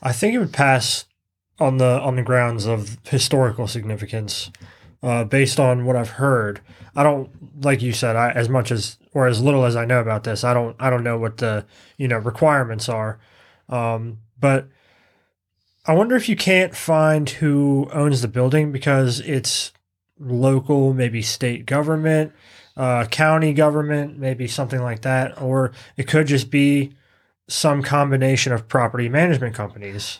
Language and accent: English; Virginia, United States; my home state